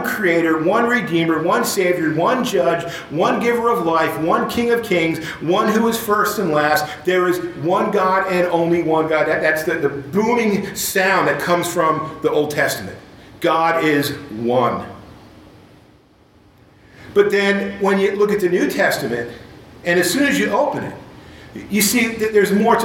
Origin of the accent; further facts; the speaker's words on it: Dallas, Texas, United States; We're from Dallas